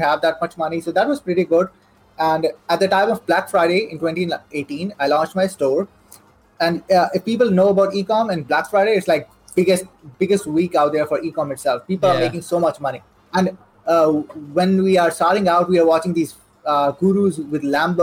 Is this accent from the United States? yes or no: no; Saudi Arabia; English is a second language; moved away as an adult; now in Pakistan; I'm born and raised in Saudi Arabia. So I spent my whole life over there. I lived there for almost like 18 years